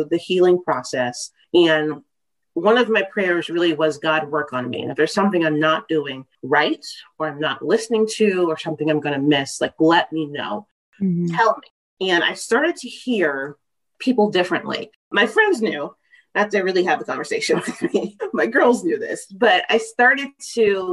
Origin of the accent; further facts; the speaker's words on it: Texas, United States; now in Maryland, United States; I'm from Texas.